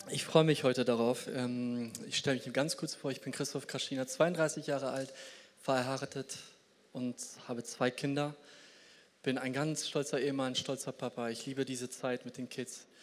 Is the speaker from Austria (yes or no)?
no; Poland; Und ich komme selber aus Polen. Ich hoffe immer, dass meine Landsleute da irgendwie weiterkommen.